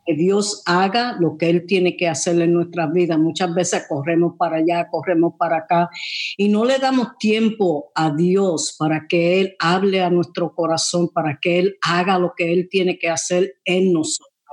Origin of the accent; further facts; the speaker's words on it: New York, United States; yo nací en Nueva York y ahí me crié también